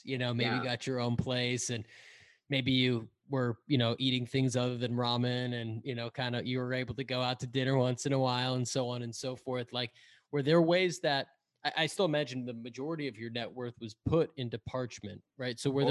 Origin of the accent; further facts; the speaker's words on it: Andover, Massachusetts, United States; also born or lived in Lawrence, Massachusetts; I'm from Andover